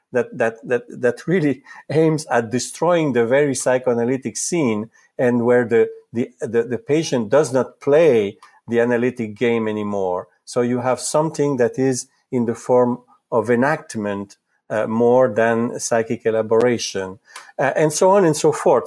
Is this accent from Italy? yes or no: yes; Italy; first language Italian; English is a second language; moved away; I was born in Italy, so Italian is my mother tongue.